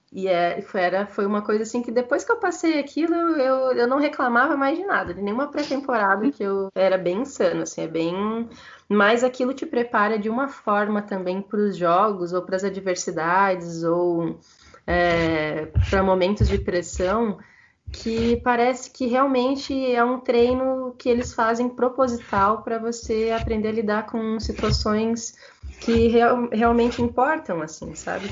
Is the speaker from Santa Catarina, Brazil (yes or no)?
yes; Santa Catarina, Brazil; also born or lived in Chapecó / United States; Eu sou de Santa Catarina